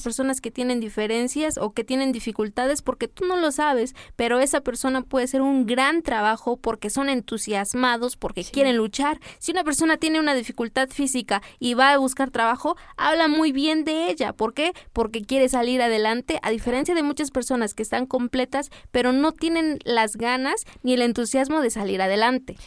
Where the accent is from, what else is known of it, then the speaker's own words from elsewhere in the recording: Las Margaritas, Chiapas, Mexico; como yo no soy de, de Comitán de Domínguez, yo soy de las Margaritas